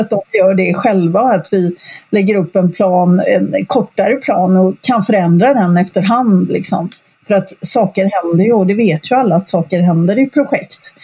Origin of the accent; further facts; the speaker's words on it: Gothenburg, Västra Götaland, Sweden; also born or lived in Stockholm; jag eh, sitter just nu på västkusten i Sverige, i Göteborg, som är min hemstad egentligen